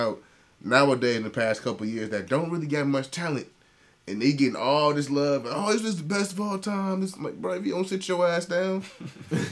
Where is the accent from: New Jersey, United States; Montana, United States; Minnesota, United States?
Minnesota, United States; We from Minnesota